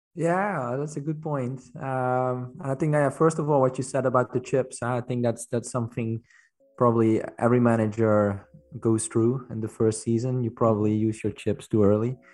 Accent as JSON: {"language": "English", "country": "Netherlands", "moved": "yes", "lives_now": "Belgium", "said": "I'm from the Netherlands, but I live in Belgium"}